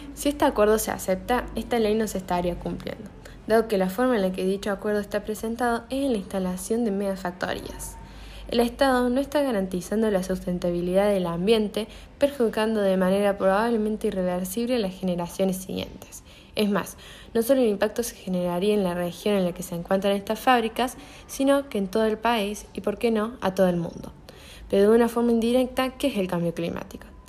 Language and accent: Spanish; Argentina; los menos beneficiados somos los argentinos